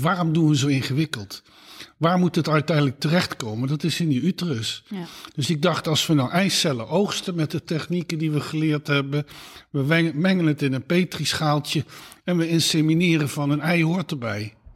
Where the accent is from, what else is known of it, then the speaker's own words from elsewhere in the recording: Eindhoven, North Brabant, Netherlands; moved away as an adult; now in Utrecht, Netherlands; ik ben geboren in Eindhoven. Ik ben in Eindhoven op school gezeten